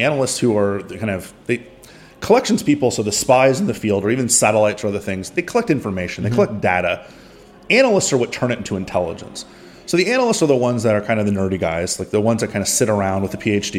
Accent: Miami, Florida, United States; I'm from Miami.

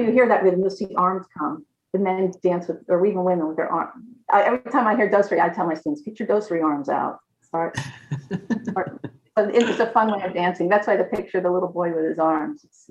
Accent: United States; now in Kuwait; being foreign, being American, because I'm not part of the tribes

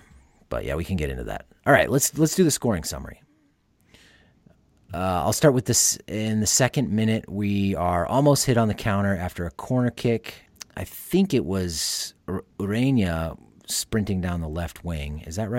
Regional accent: Iowa, United States; I'm from Iowa.

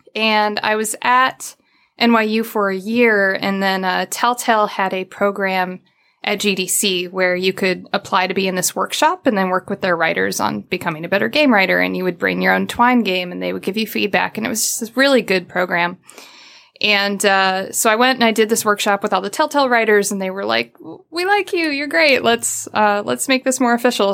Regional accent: Midwest, United States; I'm from the Midwest

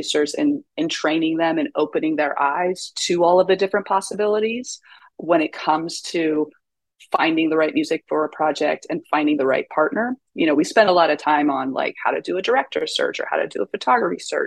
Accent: East Coast, United States; also born or lived in Seattle; now in New York, United States; I'm originally from the East Coast

